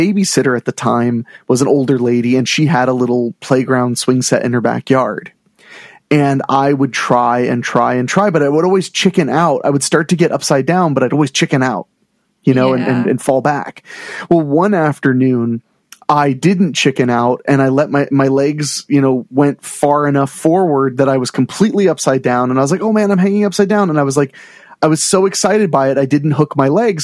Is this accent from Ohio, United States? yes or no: yes; Ohio, United States; I grew up in Ohio